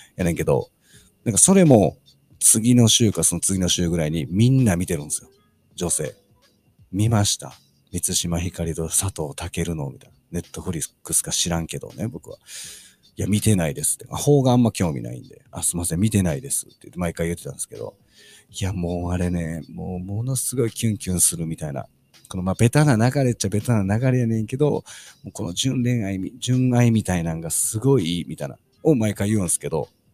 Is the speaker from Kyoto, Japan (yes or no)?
no; Osaka, Japan; 僕、あの、大阪出身なんですけども